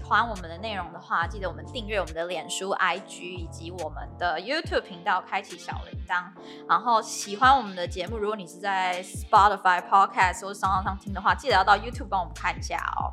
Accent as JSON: {"language": "Chinese", "country": "Taiwan", "said": "我就是台湾人"}